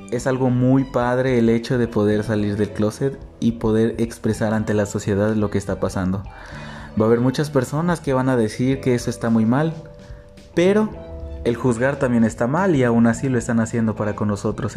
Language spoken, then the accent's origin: Spanish; Xalapa, Veracruz, Mexico; soy de la ciudad de Jalapa, Veracruz